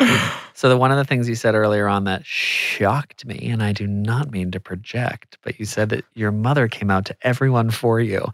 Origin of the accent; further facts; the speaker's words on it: United States; I'm American